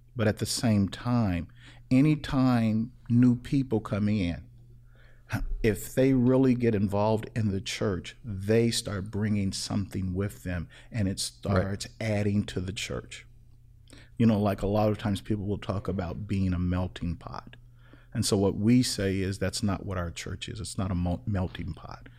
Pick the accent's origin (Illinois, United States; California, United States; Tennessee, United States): Illinois, United States; Chicago; Growing up in Chicago, I interacted with all kinds of people